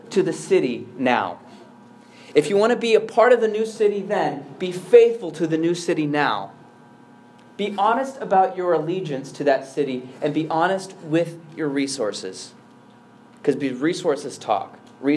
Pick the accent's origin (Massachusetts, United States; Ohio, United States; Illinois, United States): Illinois, United States; Chicago; I'm an American. I'm a Chicagoan. I'm an urbanite.